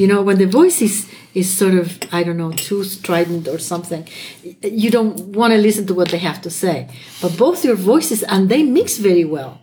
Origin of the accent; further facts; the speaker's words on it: Chile; first language Spanish; English is a second language; moved away as an adult; now in United States; I'm from Chile. My first language is Spanish, and I'm a French teacher